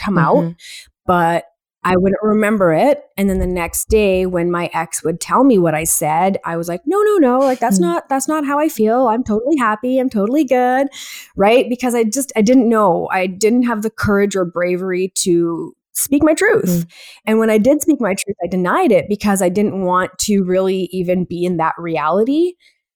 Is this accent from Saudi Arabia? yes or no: no; Edmonton, Alberta, Canada; I am from Edmonton, Alberta, born and raised here